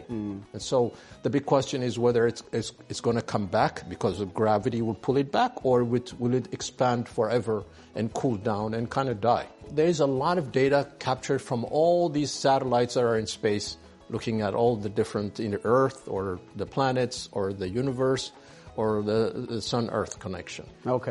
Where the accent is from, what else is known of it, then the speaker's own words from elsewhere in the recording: Ethiopia; moved away as an adult; also born or lived in France; I was born in Ethiopia. I went to a French school, uh, local